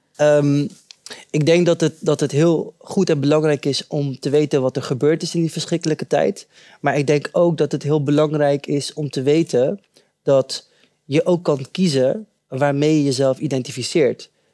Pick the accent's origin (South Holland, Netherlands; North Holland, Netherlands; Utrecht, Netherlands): South Holland, Netherlands; Rotterdam; also born or lived in Suriname; Ik was eh, drie maandjes oud toen ik naar Nederland kwam en ik ben eh, eh, opgegroeid in Rotterdam-West.